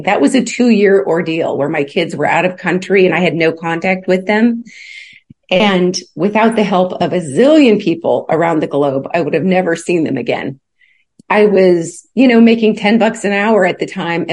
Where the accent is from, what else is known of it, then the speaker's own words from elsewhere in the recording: Alaska, United States; also born or lived in Kentucky; now in Chattanooga, United States; my mom took a few of her kids and left the rest and headed off for Alaska. And so I had my name changed and grew up in Alaska